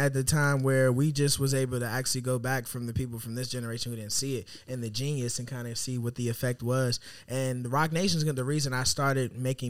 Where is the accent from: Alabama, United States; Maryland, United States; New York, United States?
Maryland, United States; Bowie; also born or lived in North Carolina; I'm from Maryland. Okay. Bowie, Maryland. I was born in North Carolina, so like North Carolina, Maryland.